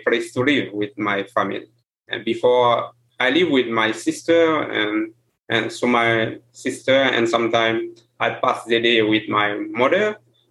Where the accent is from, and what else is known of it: Haiti; first language Haitian Creole; English is a second language; moved away as an adult